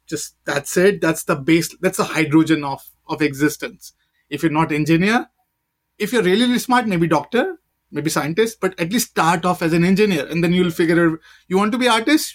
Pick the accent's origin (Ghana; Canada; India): India; now in United States; I'm an Indian